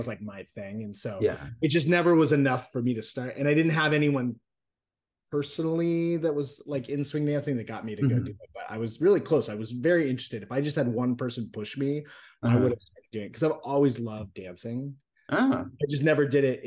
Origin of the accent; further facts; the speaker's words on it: Phoenix, Arizona, United States; moved away as an adult; also born or lived in Orange County, California / Europe / Hollywood, California; now in Monrovia, United States; I was born and raised in Phoenix